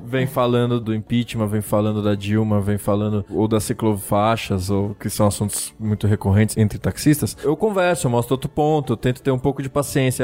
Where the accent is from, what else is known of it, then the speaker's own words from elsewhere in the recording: Brazil; eu já tinha saído da Zona Norte, que foi onde eu cresci